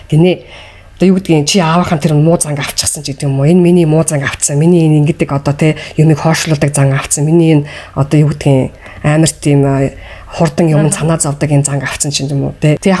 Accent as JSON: {"language": "Mongolian", "country": "Mongolia", "tie": "born or raised there", "moved": "yes", "said": "би өөрийнхөө одоо Монголд өссөн өөрийнхөө аа одоо багт өссөн"}